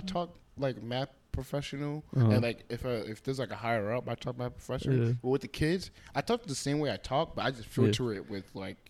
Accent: United States; we grew up in the United States

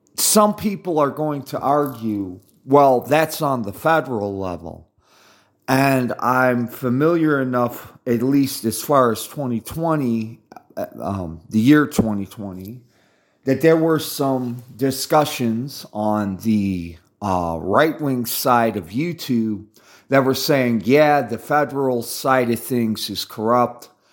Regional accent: United States; I'm from America

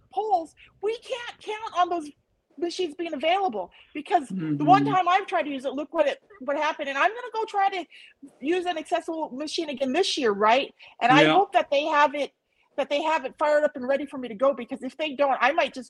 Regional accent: United States; I'm an American

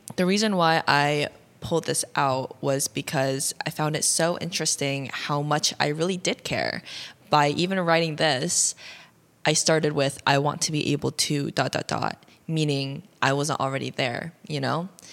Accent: Ohio, United States; was born and raised in Ohio

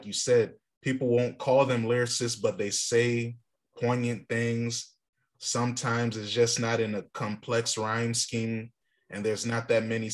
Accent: Virginia, United States; being from Virginia, where we don't have a bias because we don't have hip hop history to hold on

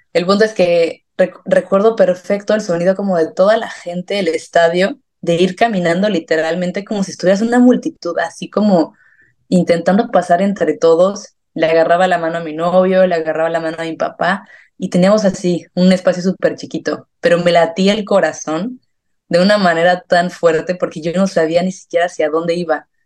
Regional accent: San Miguel de Allende, Guanajuato, Mexico; moved away as an adult; also born or lived in León, Mexico; now in Madrid, Spain; primero soy San Miguel de Allende, estudié en León, pero yo soy de San Miguel

